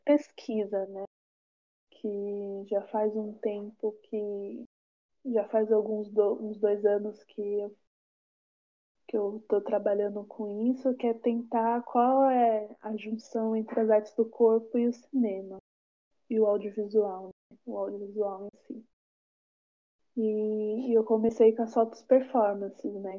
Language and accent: Portuguese; São Paulo, Brazil; now in Taboão da Serra, Brazil; moro em Taboão da Serra há uns 10 anos. Sou aqui da periferia da. sou daqui. sou daqui da periferia da periferia, daqui de Taboão. E nasci em São Paulo